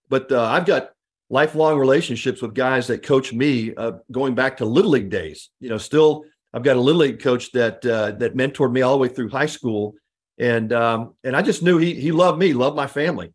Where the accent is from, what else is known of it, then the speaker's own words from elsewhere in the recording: Houston, Texas, United States; I grew up in the Houston area